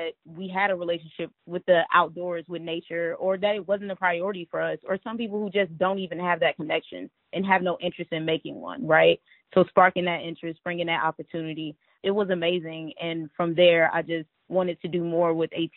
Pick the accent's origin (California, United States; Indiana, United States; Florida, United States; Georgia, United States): Georgia, United States; I grew up in Georgia with my mom and dad, my sister and my brother